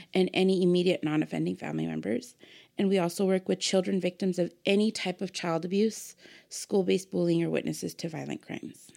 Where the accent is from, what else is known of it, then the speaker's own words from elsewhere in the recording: Pomona, California, United States; Born and raised in Pomona